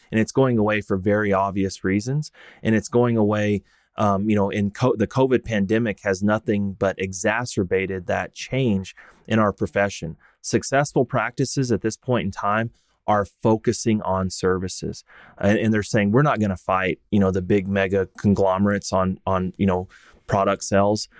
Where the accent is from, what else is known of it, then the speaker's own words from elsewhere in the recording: Texas, United States; I grew up and practiced in Texas